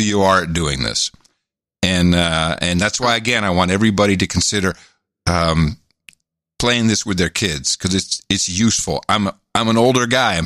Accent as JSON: {"language": "English", "country": "United States", "also_born_or_lived": "Netherlands", "said": "I was from America"}